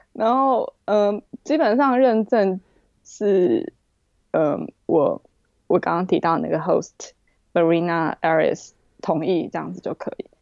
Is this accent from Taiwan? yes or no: yes; Taipei, Taiwan; moved away as an adult; also born or lived in New York, United States; now in London, United Kingdom; 我是台北人，啊，我父亲是外省人，我母亲是本省人。那我从小到大都是在台湾长大的